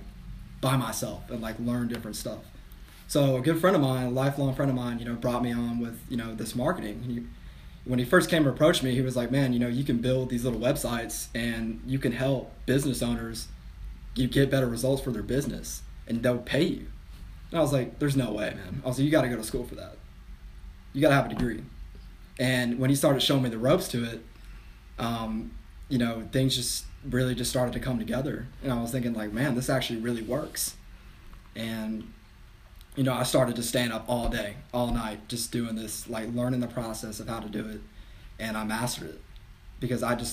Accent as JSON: {"language": "English", "town": "San Antonio", "region": "Texas", "country": "United States", "tie": "born or raised there", "moved": "yes", "lives_now": "South Carolina, United States", "said": "I was born in San Antonio, 1996"}